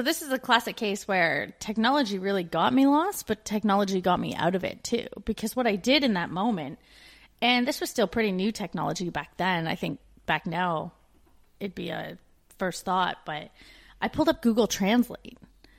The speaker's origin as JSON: {"language": "English", "country": "Canada", "moved": "as an adult"}